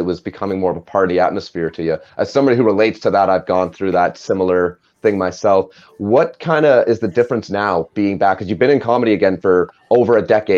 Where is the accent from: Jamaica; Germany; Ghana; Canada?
Canada; we are Canadian